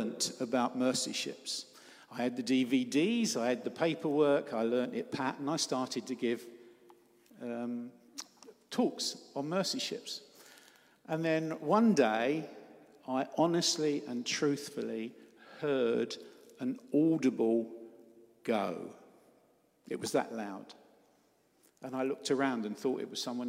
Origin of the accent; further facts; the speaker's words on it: Cornwall, South West England, United Kingdom; I'm up from Cornwall